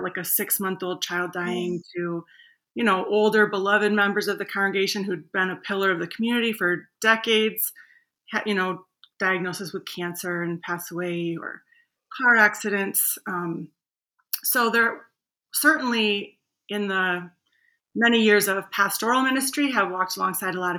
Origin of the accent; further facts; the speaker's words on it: Grand Rapids, Michigan, United States; I grew up in Grand Rapids, Michigan